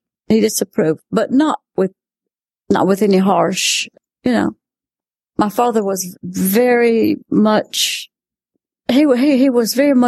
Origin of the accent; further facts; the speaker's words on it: Spartanburg, South Carolina, United States; moved away; I am from Spartanburg, South Carolina